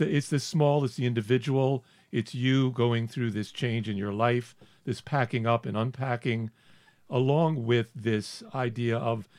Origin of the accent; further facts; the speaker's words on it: the South, United States; this is a racist country, and I grew up in the South and I saw it.